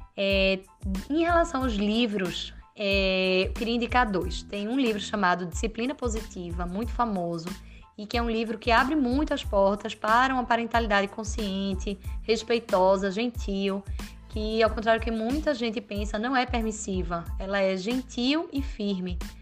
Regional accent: Recife, Pernambuco, Brazil; moved away as an adult; now in Madrid, Spain; Eu sou também recifense, pernambucana, mas há quase cinco anos eu moro em Madrid

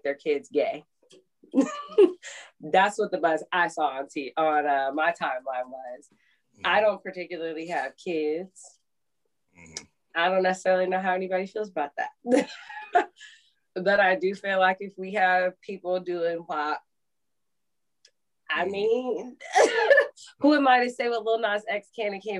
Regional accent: Mississippi, United States; I grew up in Mississippi

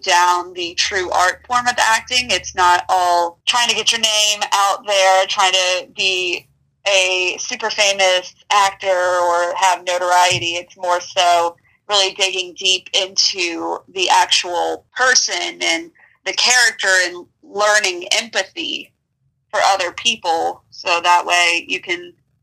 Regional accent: Tampa, Florida, United States; moved away as an adult; now in Savannah, United States; I am originally from Tampa, Florida, and I moved to Savannah when I went to school

